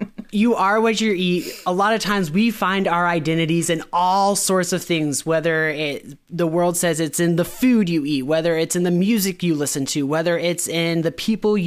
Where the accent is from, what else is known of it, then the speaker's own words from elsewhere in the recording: Florida, United States; I grew up in Florida, so there's a Publix on every corner